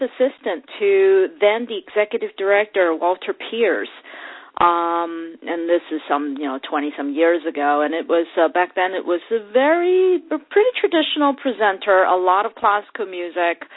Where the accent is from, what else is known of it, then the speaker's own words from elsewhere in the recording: Hong Kong; moved away as an adult; I grew up in Hong Kong, and I actually went to college in Hong Kong